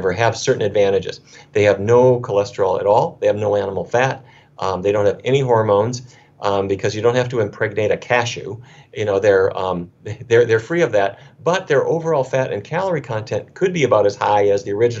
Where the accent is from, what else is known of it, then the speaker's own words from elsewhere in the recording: Fargo, North Dakota, United States; When I was a kid growing up in Fargo, North Dakota